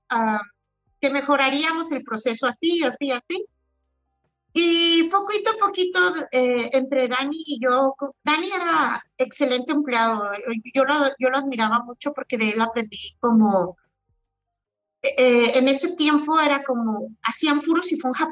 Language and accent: Spanish; Oaxaca, Mexico; y no, nunca había visto en mi vida un cafetal, o sea, era como siendo oaxaqueña.